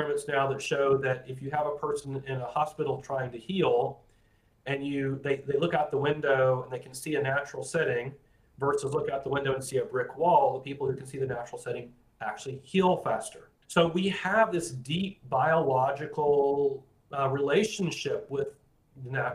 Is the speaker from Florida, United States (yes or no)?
yes; Florida, United States; I grew up calling them horny toads, because I grew up in Florida